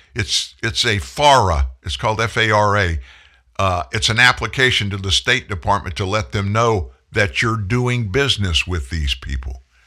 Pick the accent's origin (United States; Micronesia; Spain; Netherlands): United States; South Louisiana; I'm from South Louisiana.